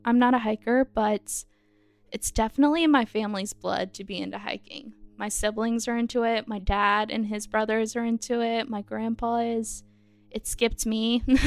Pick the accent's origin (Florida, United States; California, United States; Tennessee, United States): Tennessee, United States; Knoxville; I'm from the Knoxville area